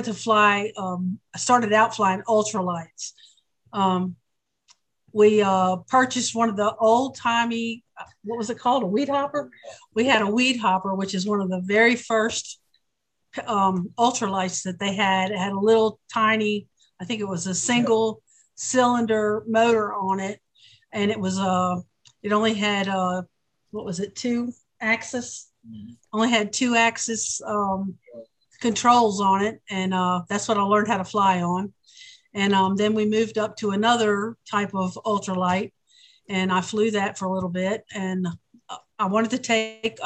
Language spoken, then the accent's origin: English; United States; also born or lived in Baltimore, Maryland / Pennsylvania / West Virginia; I was born in Baltimore, Maryland, and I grew up in Pennsylvania and West Virginia.